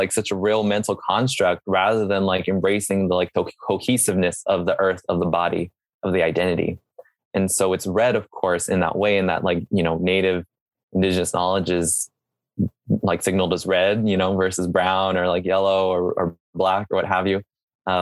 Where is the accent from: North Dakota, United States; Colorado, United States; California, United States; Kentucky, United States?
California, United States; Serrano land; I grew up on Serrano land. I'm still on Serrano land